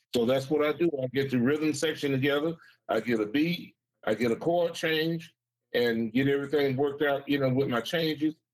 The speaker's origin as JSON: {"language": "English", "town": "Saginaw", "region": "Michigan", "country": "United States", "tie": "born or raised there", "lives_now": "Bay City, United States", "said": "I grew up in Saginaw"}